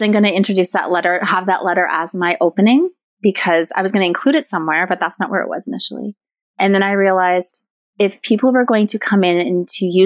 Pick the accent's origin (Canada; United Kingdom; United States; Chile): Canada; Newmarket, Ontario; also born or lived in Cape Croker First Nation; I was raised in Newmarket, Ontario